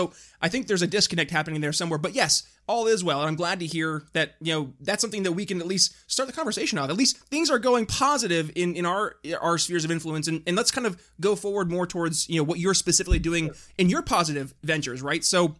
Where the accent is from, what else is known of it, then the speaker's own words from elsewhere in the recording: New York, United States; now in Philadelphia, United States; I'm in Philadelphia. I'm originally from New York State, two states that have not done too hot.